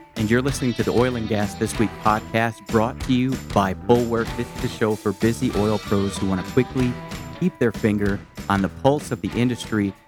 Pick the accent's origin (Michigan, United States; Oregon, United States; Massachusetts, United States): Michigan, United States; now in Texas, United States; I'm from Michigan. Nine months of winter was never, was never fun for me